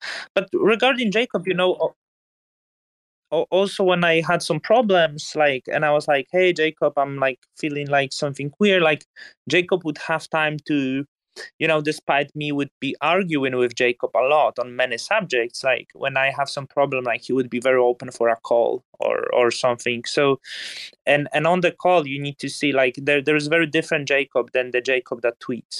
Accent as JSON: {"language": "English", "town": "Legnica", "region": "Lower Silesian Voivodeship", "country": "Poland", "tie": "born or raised there", "also_born_or_lived": "Newcastle, United Kingdom", "second_language": "English", "moved": "as an adult", "said": "My hometown is like 1 hour from German border. In German, it would be called Liegnitz. It's Legnica. It used to be German before war."}